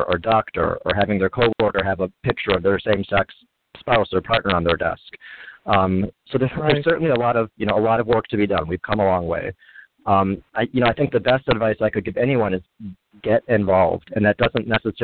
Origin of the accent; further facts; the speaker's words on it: Kenosha, Wisconsin, United States; moved away as an adult; also born or lived in Chicago, Illinois / Indiana / Los Angeles, California; I was born in Kenosha, Wisconsin, and grew up kind of in that area, about an hour north of Chicago.